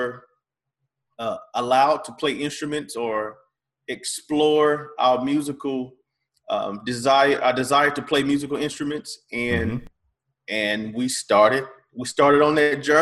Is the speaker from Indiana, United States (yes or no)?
no; Fairfax, South Carolina, United States; I'm from Fairfax, South Carolina